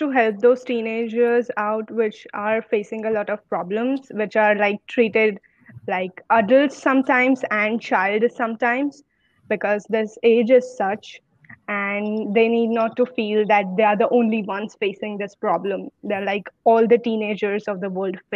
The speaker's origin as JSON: {"language": "English", "region": "Gujarat", "country": "India", "said": "I am from Gujarat, India, and I am 17. I'll just turn 18 in a few months"}